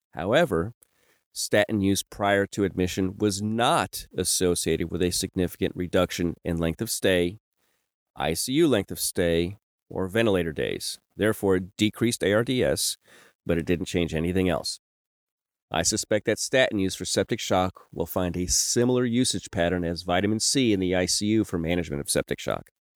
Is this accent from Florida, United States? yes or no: no; Kentucky, United States; moved away; I'm originally from Kentucky